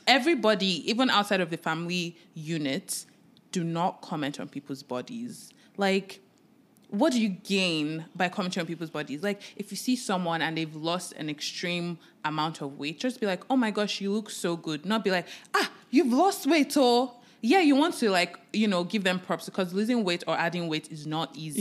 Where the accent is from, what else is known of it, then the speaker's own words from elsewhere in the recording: Nigeria; I am a Nigerian